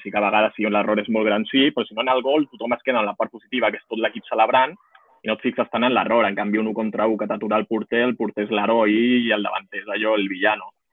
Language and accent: Catalan; Montcada i Reixac, Catalonia, Spain; soc de Moncada